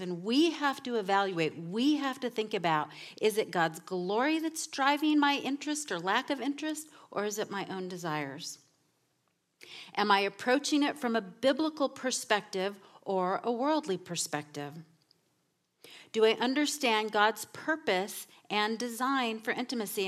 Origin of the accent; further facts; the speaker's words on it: Southern California, United States; moved away; I come from Southern California, where everything is about image